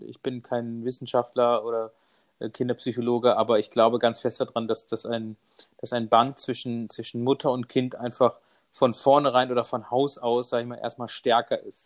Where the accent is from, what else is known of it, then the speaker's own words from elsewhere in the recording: Munich, Bavaria, Germany; ich bin ähm, aus München, bin verheiratet